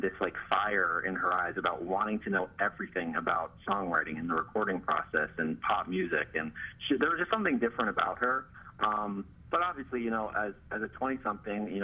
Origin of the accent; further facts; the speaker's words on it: the Poconos, Pennsylvania, United States; moved away as an adult; also born or lived in Pittsburgh, Pennsylvania; now in Los Angeles, United States; I'm from the Poconos. But after I graduated high school, I went out to Pittsburgh